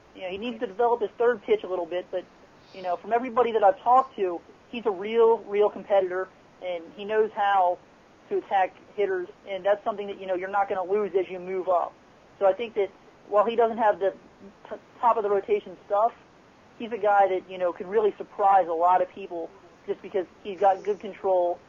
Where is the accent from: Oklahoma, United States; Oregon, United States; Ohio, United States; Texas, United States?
Ohio, United States; Cincinnati; born and raised in Cincinnati